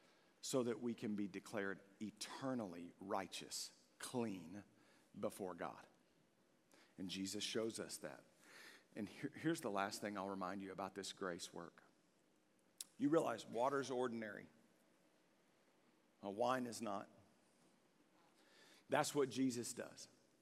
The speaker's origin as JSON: {"language": "English", "town": "Longview", "country": "United States", "tie": "born or raised there", "said": "No, I know where I am. I grew up here in Longview."}